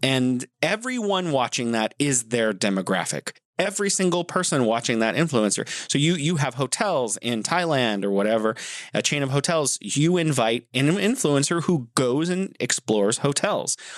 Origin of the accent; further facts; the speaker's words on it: United States; I'm from the United States, specifically the United States